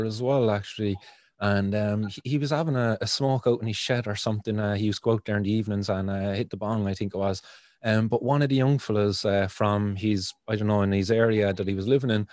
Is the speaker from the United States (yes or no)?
no; Cork, Munster, Ireland; where I grew up in the Glen here in Cork